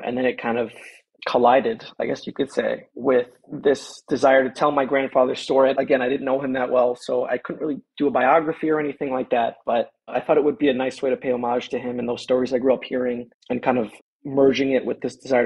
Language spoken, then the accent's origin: English; East Coast, United States; Growing up on the East Coast